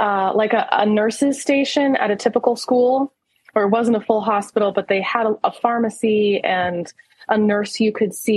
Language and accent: English; Greenville, South Carolina, United States; I grew up in Greenville in a very conservative evangelical cult, although we didn't consider ourselves evangelical at the time.